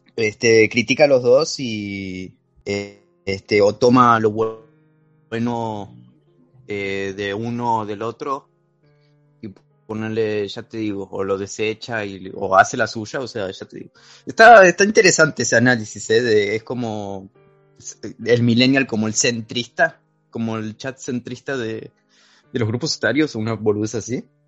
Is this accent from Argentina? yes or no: yes; Argentina; accent: Argentine; yo soy argentino, no sé si lo notan por mi acento marcado